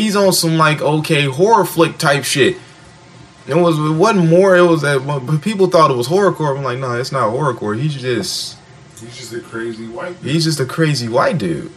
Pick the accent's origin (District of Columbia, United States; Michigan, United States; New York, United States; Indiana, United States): Michigan, United States; Detroit; I'm from Detroit, Motown, where all the greats are at.